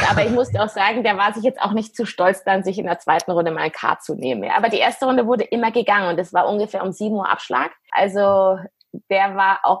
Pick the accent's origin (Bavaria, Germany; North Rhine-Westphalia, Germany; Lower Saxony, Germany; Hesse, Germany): Bavaria, Germany; Munich; ich bin 39 Jahre alt, komm, bin ein echtes Münchner Kindl, mit beiden Eltern auch ursprünglich aus München, was ganz selten ist eigentlich.